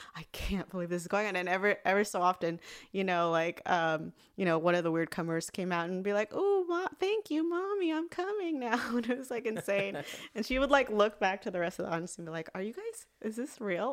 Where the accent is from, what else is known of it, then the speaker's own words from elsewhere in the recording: Los Angeles, California, United States; also born or lived in Riverside, California; I'm from the Valley. I'm from